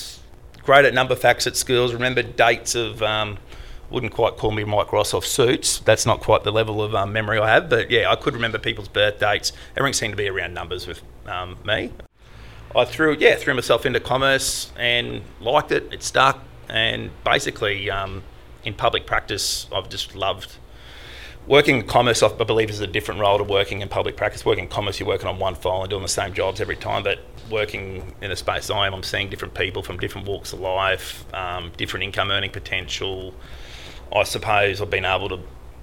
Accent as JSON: {"language": "English", "town": "Ipswich", "region": "Queensland", "country": "Australia", "tie": "born or raised there", "said": "my office here is 5 kilometres away from where I grew up, which is Leichhardt"}